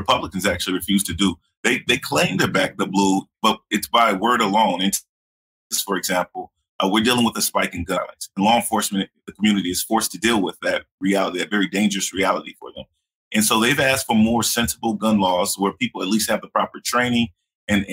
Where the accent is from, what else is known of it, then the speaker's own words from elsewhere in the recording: Collin County, Texas, United States; 5 years in my hometown in Collin County